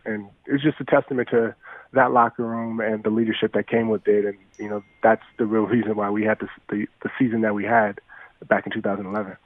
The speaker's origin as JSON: {"language": "English", "town": "Los Angeles", "region": "California", "country": "United States", "tie": "born or raised there", "also_born_or_lived": "Beverly Hills", "said": "growing up in South Central, you know, you didn't know what you didn't have until you saw people that had it."}